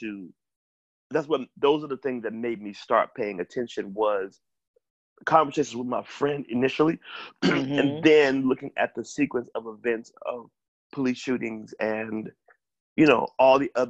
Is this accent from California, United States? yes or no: no; Memphis, Tennessee, United States; growing up in Memphis